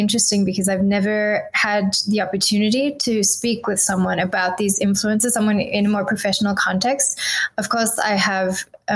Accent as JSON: {"language": "English", "country": "South Africa", "tie": "born or raised there", "moved": "as an adult", "lives_now": "Paris, France", "said": "I was born in South Africa and I grew up there. I left when I was 20."}